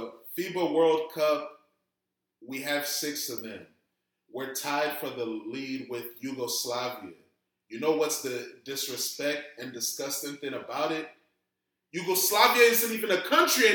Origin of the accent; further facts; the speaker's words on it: United States; We're American